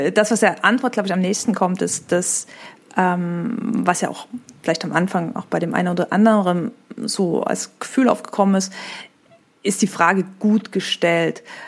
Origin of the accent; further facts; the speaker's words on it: eastern Germany, Germany; also born or lived in France; ich bin 1990 geboren, im Osten von Deutschland, in der katholischen Familie, in der totalen Diaspora